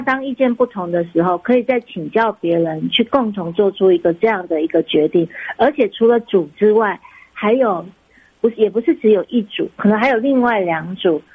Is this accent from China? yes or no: no; Taiwan; 我们都是台湾长大的一个，呃孩子，孩嗯子